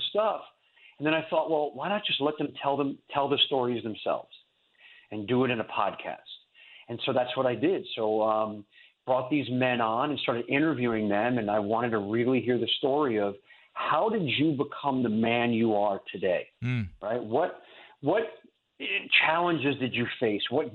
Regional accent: New York, United States; moved away as an adult; now in Fort Lauderdale, United States; I was born and raised in New York, right outside New York City

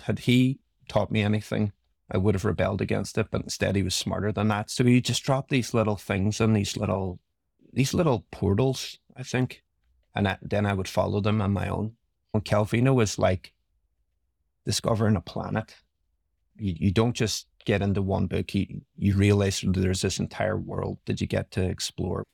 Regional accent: Derry, Northern Ireland, United Kingdom; grew up in Northern Ireland in a town called Derry

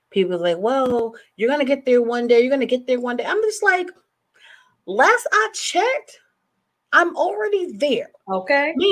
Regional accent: New Jersey, United States; also born or lived in California; now in Maryland, United States; I'm originally from Jersey, um, but I also live the bi coastal life.

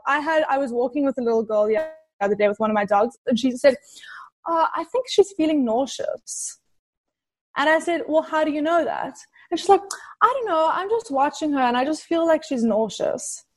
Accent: South Africa; moved away as an adult; now in California, United States; So I'm originally from South Africa moved to California probably like five years ago. But in South Africa, I grew up around a lot of animals

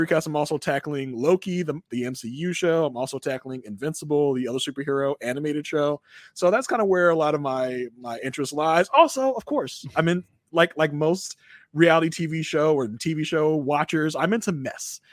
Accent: Virginia, United States; now in Maryland, United States; born and bred in Virginia, so I've, I was there for most of my, for a lot of my life

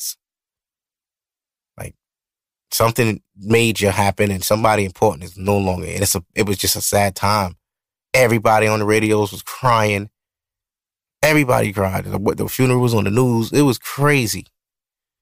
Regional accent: New York City, New York, United States; I'm from Brooklyn. You know, I'm from Brooklyn.

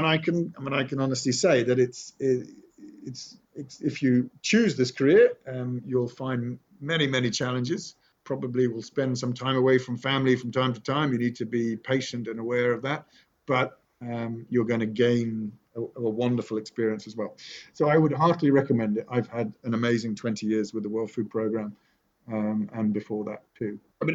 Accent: Nottingham, East Midlands, United Kingdom; born there; You're in Sherwood Forest. I was born in Sherwood. I was born in Nottingham.

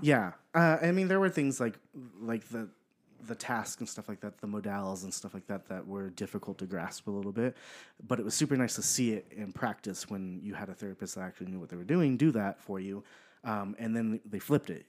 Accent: Pomona, California, United States; I am from Southern California, so I was born in Pomona, California

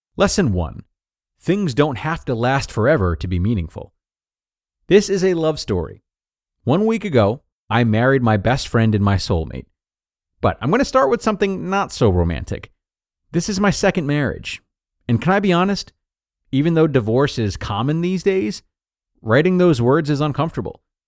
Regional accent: United States; moved away as an adult; now in Australia; I'm American, but I've been living in Australia since my early 20s

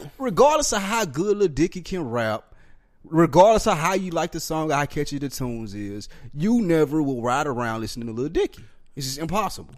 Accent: Nashville, Tennessee, United States; I'm from the South Nashville

